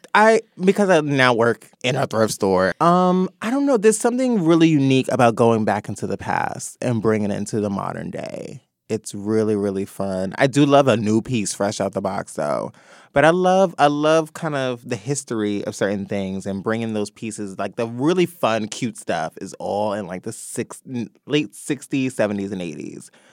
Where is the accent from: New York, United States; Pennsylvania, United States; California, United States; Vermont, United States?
New York, United States; New York City; also born or lived in Atlanta; born and raised in the Bronx